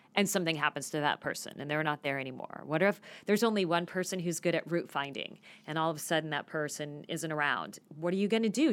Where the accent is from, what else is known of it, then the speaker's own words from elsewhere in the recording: Phoenix, Arizona, United States; I grew up in Phoenix and I never got to shovel snow.